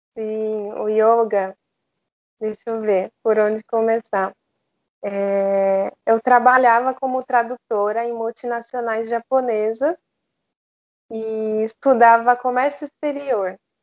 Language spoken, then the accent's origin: Portuguese; Japan; moved away; also born or lived in Australia; o japonês, né, que eu cresci no Japão